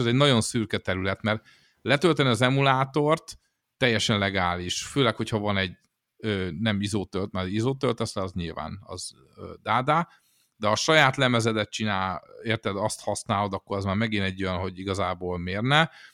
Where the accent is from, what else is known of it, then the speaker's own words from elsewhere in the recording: Szeged, Csongrád-Csanád, Hungary; a Szegeden a Gutenberg utcába velünk szembe egy szódagyár volt